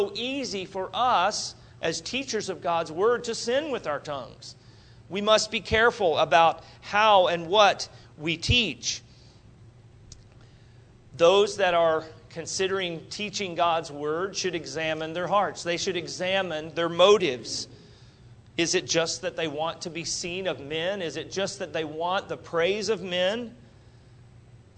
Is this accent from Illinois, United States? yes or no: no; Wichita, Kansas, United States; I'm from Wichita, Kansas